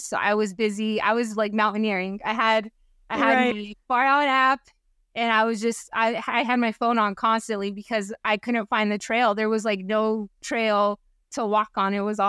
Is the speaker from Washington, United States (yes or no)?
yes; Washington, United States; But then also, I'm from Washington, and my family lives in Washington.